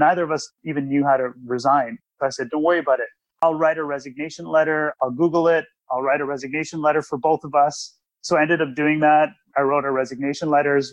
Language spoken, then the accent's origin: English; Toronto, Ontario, Canada; also born or lived in Ottawa, Ontario; I came back from Ottawa to Toronto, where I'm from